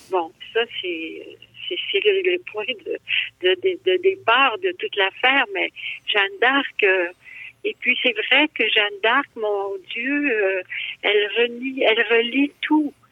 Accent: Abitibi, Quebec, Canada; Je viens de la BTB

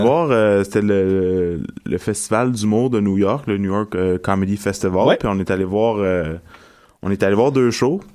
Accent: Montreal, Quebec, Canada; je viens de Montréal

